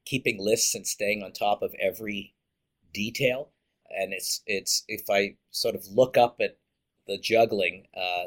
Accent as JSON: {"language": "English", "town": "Montreal", "region": "Quebec", "country": "Canada", "tie": "born or raised there", "said": "I was born in Montreal, Quebec, to wonderful parents, middle-class upbringing in a suburb in Montreal"}